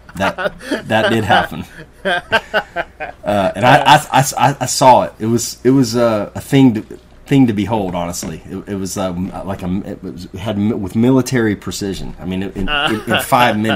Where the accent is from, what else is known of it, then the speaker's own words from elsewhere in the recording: East Tennessee, United States; we're from East Tennessee. People down here are kind of stubborn, a little bit different.